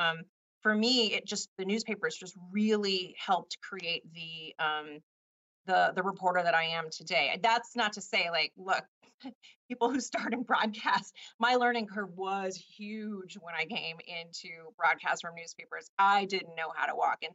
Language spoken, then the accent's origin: English; Richmond, California, United States; moved away as an adult; also born or lived in Washington, D.C.; And I went to high school in a city called Richmond, California.